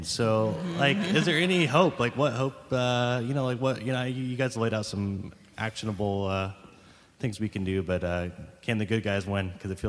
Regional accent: Madison County, Indiana, United States; Hey, so I'm from Madison County, Indiana. And so for those of you who don't know, Mike Pence was my congressman.

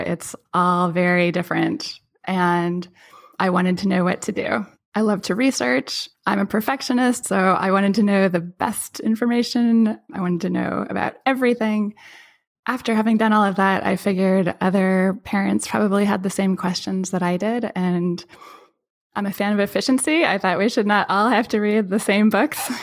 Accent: Pacific Northwest, United States; I grew up in the Pacific Northwest on one of the rocky beaches

